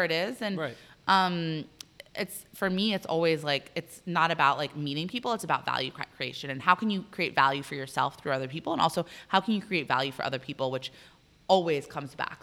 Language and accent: English; Arlington, Virginia, United States; I, am actually from here. I grew up in Arlington.